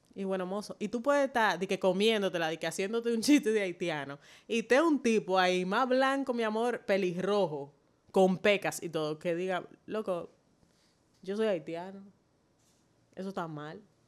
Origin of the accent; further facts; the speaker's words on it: Dominican Republic; como dominicana negra nacida aquí